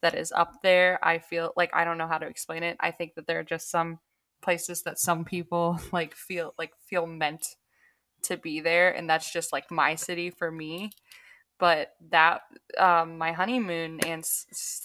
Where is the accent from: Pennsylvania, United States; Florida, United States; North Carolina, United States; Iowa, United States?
Florida, United States; St. Petersburg; And we grew up downtown. We grew up in St. Pete.